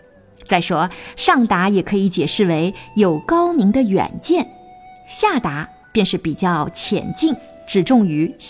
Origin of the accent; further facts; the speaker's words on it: China; 我们中国人过去读书，老实说不为别人求学问，而现在一般人求学问，的确是为别人求学问。